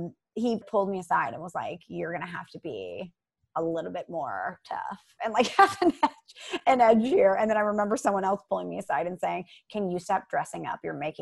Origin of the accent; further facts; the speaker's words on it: St. Louis, Missouri, United States; moved away; I'm from St. Louis.